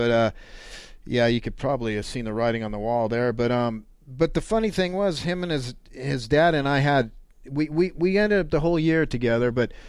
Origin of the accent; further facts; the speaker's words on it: Reno, Nevada, United States; moved away as an adult; also born or lived in Carson City, Nevada; now in Las Vegas, United States; I knew Scott growing up in Reno.